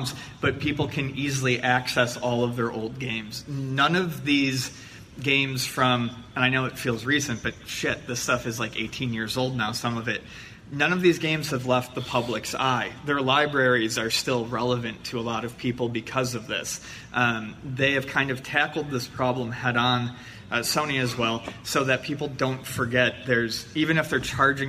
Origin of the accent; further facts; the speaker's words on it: San Diego, California, United States; I'm from San Diego. Well, we're from San Diego